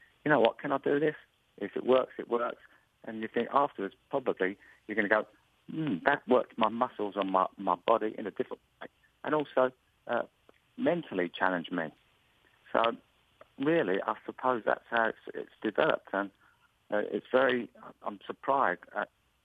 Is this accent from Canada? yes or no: no; England, United Kingdom; accent: English; my accent, please tell me to slow down so the English accent doesn't come across where you can't understand me.